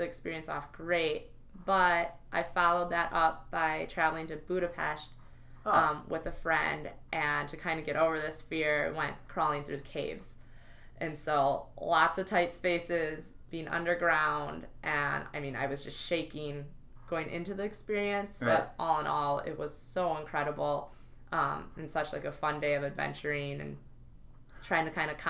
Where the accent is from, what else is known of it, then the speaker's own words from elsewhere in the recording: United States; because I'm American Muslim, what am I going to do about this?